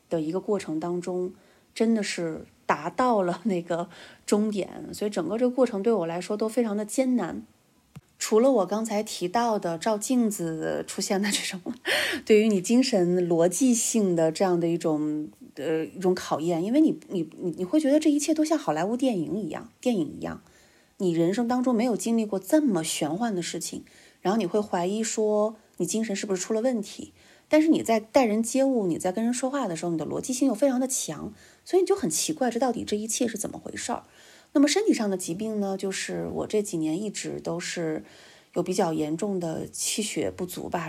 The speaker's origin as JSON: {"language": "Chinese", "town": "Hulunbuir", "region": "Inner Mongolia", "country": "China", "tie": "born or raised there", "moved": "yes", "said": "我老家呼伦贝尔"}